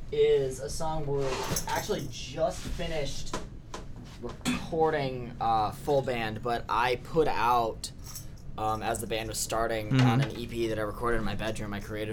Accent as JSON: {"language": "English", "town": "Ypsilanti", "region": "Michigan", "country": "United States", "said": "So, Garrett and I are from Ypsilanti."}